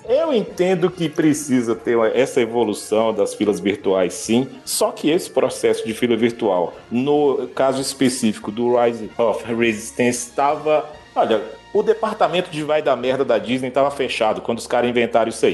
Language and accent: Portuguese; Brazil; eu sou brasileiro